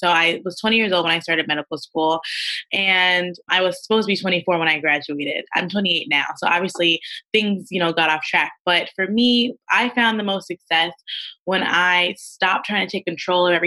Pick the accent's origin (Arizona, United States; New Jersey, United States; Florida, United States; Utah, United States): New Jersey, United States; Teaneck; I'm from Teaneck, New Jersey